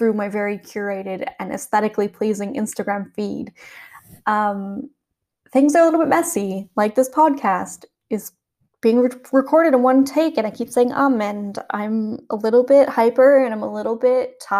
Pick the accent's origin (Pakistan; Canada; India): Canada; Calgary, Alberta; now in Worthing, United Kingdom; I'm originally from Calgary, Canada